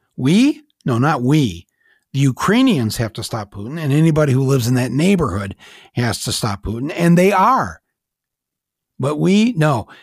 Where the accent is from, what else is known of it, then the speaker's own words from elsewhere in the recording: United States; it's very hard for me to speak as an American